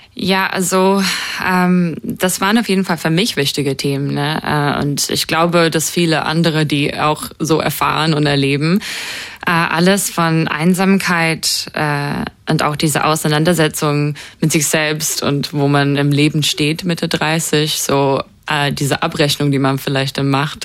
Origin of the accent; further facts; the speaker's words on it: New Zealand; moved away; Ich konnte nicht äh, in meine Heimat fahren wie normal